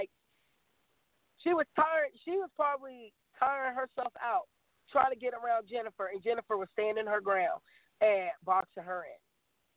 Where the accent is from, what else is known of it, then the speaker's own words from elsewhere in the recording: Hampton Roads, Virginia, United States; I'm from Hampton Roads